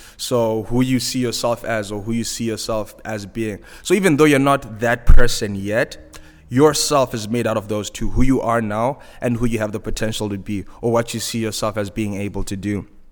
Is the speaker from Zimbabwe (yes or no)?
yes; Zimbabwe; accent: Zimbabwean; moved away as an adult; also born or lived in Vancouver, Canada; my accent is Zimbabwean. I grew up, uh, I was born and raised in Zimbabwe